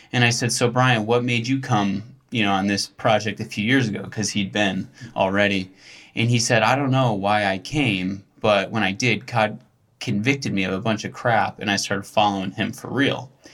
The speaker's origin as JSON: {"language": "English", "area": "near Buffalo", "region": "New York", "country": "United States", "tie": "born or raised there", "said": "grew up near Buffalo"}